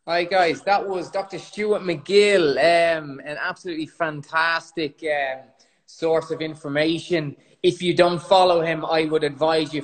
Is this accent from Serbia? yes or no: no; Ireland; accent: Irish (compared to Conor McGregor)